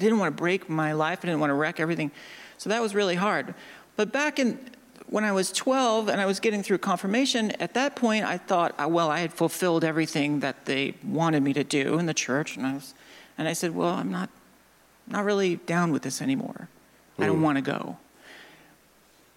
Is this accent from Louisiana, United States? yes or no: no; suburb of Des Moines, Iowa, United States; I'm from Iowa. And I grew up in a small town of like 12,000 people. A suburb of Des Moines